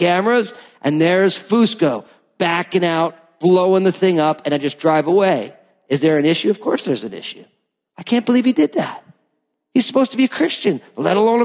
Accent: New Jersey, United States; I'm from New Jersey

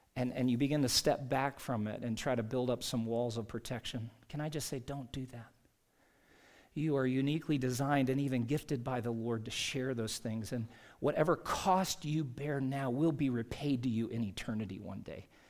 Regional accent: South Carolina, United States; moved away as an adult; now in Utah, United States; Growing up in South Carolina, I mean, we, uh, left my dad and two sis, two of my three sisters and their families back there.

